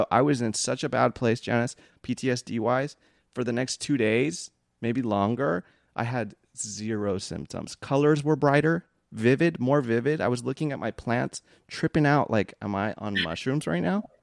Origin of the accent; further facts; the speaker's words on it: Philippines; because I'm Filipino, and I just it felt I felt like safe with you